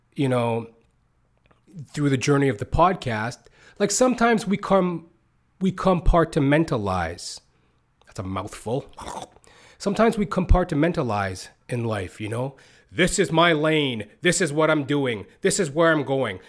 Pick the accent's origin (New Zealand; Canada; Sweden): Canada; also born or lived in United States; I've pretty much came up as poor as you can in North America via Canada, U S, as I am a Canadian